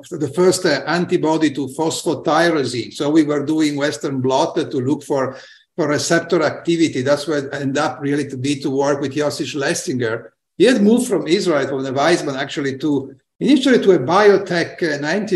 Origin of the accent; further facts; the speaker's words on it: Turin, Piedmont, Italy; I grew up in Torino, Italy, which is a northern industrial